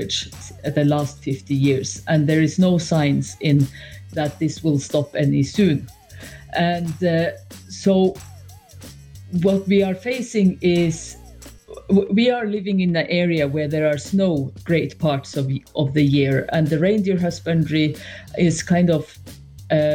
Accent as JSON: {"language": "English", "country": "Norway", "said": "I'm from Norway"}